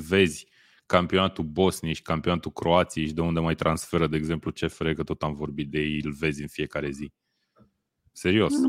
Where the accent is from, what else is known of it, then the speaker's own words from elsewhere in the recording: Romania; noi ca români